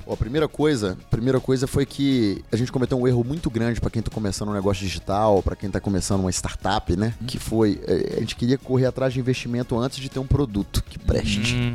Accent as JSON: {"language": "Portuguese", "town": "Governador Valadares", "region": "Minas Gerais", "country": "Brazil", "tie": "born or raised there", "said": "lá na minha cidade de Natal, que é Governador Valadares"}